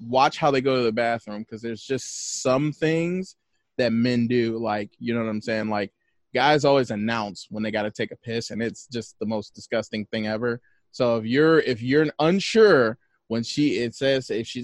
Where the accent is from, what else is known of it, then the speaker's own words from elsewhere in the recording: Hammond, Indiana, United States; growing up in Hessville, you grew up with everybody